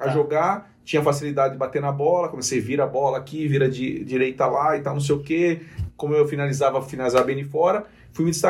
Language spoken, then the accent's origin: Portuguese; Limeira, São Paulo, Brazil; born there; Só que eu nasci em Limeira, tá. mas não conheço nada de Limeira, porque ah. meus pais, quando estavam portugueses, quando eles vieram para cá, eles estavam morando em Limeira